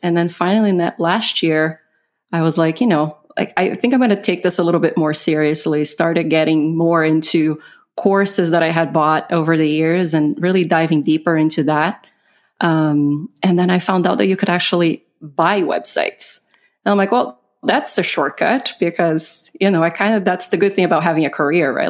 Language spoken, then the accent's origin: English; Brazil; English is a second language; moved away; I'm originally from Brazil. So I, English is not my first language